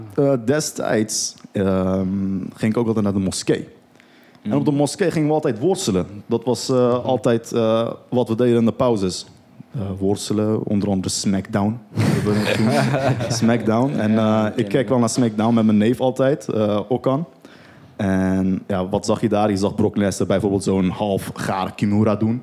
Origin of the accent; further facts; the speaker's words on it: Rotterdam, South Holland, Netherlands; also born or lived in Turkey; ik ben ook opgegroeid in Rotterdam-Zuid